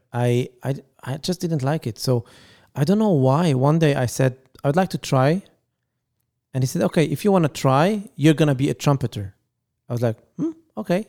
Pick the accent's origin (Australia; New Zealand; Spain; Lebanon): Lebanon; English is a second language; now in Paris, France; we are originally from Lebanon